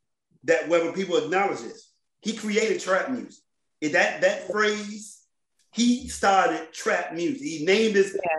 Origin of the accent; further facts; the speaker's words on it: Washington, District of Columbia, United States; Growing up in D.C., in this region